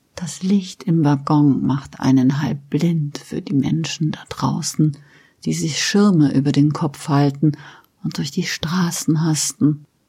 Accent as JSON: {"language": "German", "area": "Westerwald", "region": "Rhineland-Palatinate", "country": "Germany", "tie": "born or raised there", "also_born_or_lived": "Mainz / Frankfurt", "moved": "yes", "said": "ich bin auf dem Land aufgewachsen"}